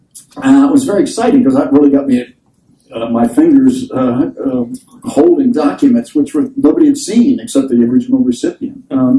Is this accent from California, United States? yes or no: no; Washington, District of Columbia, United States; I was born and raised in Washington, D.C. This was just slightly after the unfortunate event at Ford's Theater. I don't mean to joke about my age. I'm 73